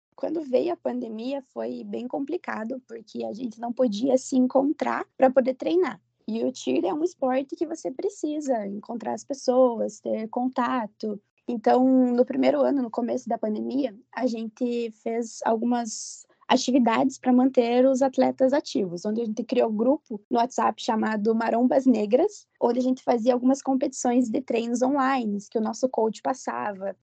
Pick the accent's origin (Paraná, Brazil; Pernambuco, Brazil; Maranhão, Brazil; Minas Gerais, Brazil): Paraná, Brazil; Ponta Grossa; eu sou natural de Ponta Grossa mesmo